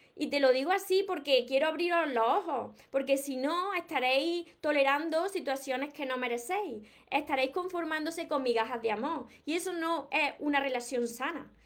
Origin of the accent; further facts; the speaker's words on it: Andalusia, Spain; no pronuncio la S porque es que soy de, de Andalucía, de aquí de España, de Andalucía